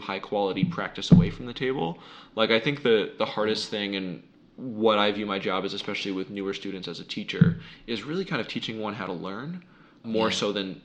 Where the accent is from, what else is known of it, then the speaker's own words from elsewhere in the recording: United States; I was born in the United States in 1993